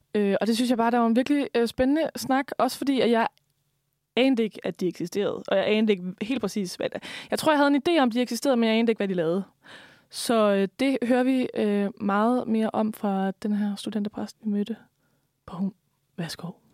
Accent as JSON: {"language": "Danish", "region": "West Jutland", "country": "Denmark", "said": "jeg er også en vestjyde"}